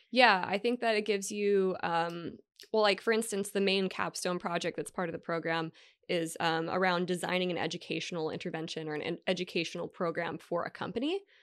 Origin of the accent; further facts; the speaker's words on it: Hawaii, United States; moved away as an adult; also born or lived in Washington State / Las Vegas, Nevada; now in California, United States; grew up in Hawaii. I went to high school in Vegas, and then I went to college in Hawaii